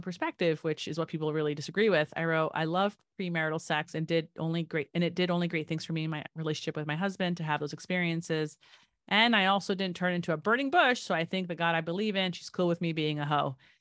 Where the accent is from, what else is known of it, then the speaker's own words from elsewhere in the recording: New Jersey, United States; I grew up in New Jersey